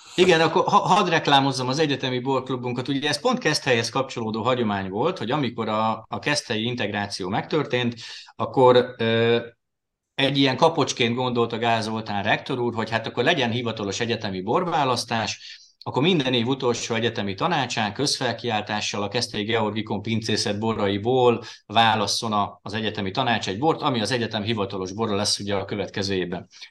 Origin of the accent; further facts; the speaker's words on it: Győr, Győr-Moson-Sopron, Hungary; moved away as an adult; now in Veszprém, Hungary; én Győrben nőttem föl, ugye ott jártam általános iskolába, Győrben a Révai gimnáziumba érettségiztem